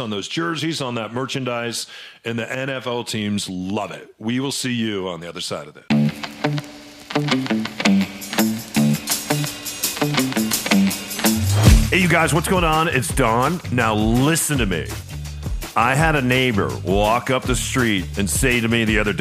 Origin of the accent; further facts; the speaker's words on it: New Mexico, United States; now in Seattle, United States; I grew up skiing in New Mexico